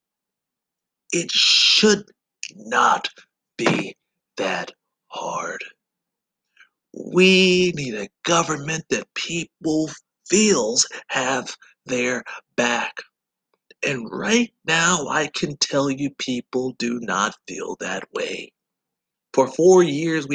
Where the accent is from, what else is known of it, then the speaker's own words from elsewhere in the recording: Georgia, United States; moved away; I said, yes, I am from Georgia.